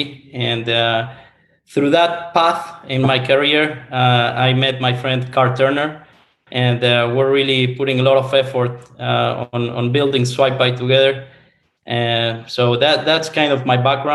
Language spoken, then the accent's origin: English; Buenos Aires, Argentina; moved away as an adult; now in Miami, United States; I was born and raised in Buenos Aires, Argentina, in South America.